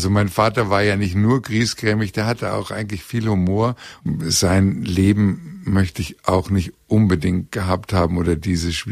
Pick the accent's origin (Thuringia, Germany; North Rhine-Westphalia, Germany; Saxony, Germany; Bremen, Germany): Bremen, Germany; also born or lived in Hannover; aber ich bin ja nur in Hannover geboren und dann in Bremen aufgewachsen. Und äh, das war ein ganz anderes Terrain.